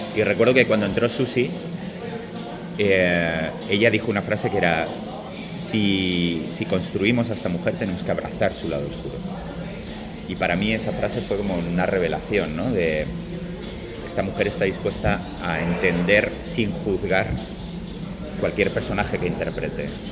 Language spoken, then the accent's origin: Spanish; Málaga, Andalusia, Spain; yo soy de Málaga